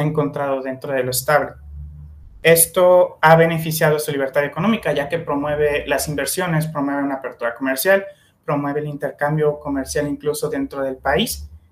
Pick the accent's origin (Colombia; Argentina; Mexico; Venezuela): Mexico; como mexicanos, al ser universitarios